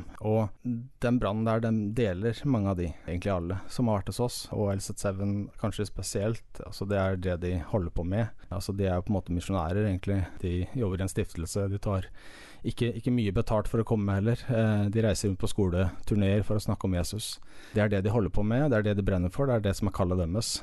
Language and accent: Norwegian; Sarpsborg, Østfold, Norway; now in Jæren, Norway; er fra Sarpsborg i Østfold